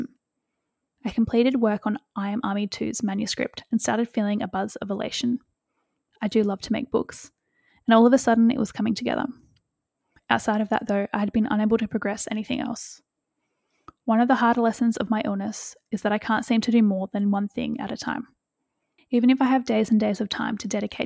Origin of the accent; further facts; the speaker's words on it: Western Australia, Australia; moved away; my hometown in Western Australia